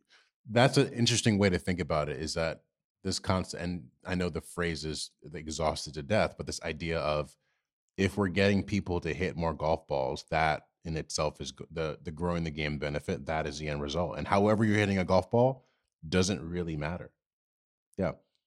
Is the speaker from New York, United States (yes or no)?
yes; New York, United States; especially as a New Yorker, and space is a luxury.